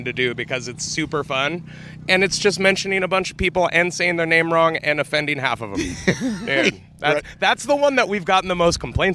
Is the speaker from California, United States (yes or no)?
yes; Bay Area, California, United States; we're from the Bay Area